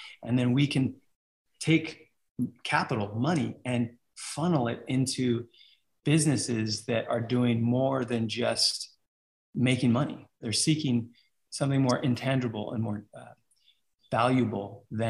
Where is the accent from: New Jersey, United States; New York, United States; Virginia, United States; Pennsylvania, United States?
New York, United States; New York City; I grew up in New York. I was a street rat, straight up, like grew up in the streets.